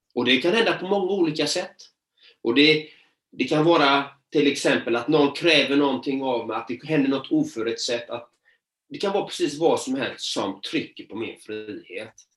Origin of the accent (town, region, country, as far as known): Sweden; born or raised there